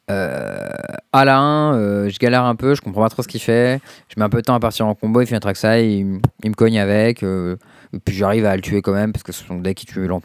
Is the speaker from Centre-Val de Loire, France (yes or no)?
yes; Tours, Centre-Val de Loire, France; je suis né à Tours.